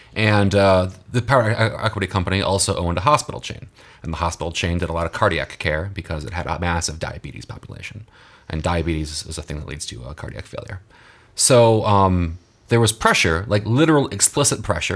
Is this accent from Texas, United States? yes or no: yes; Texas, United States; my home state of Texas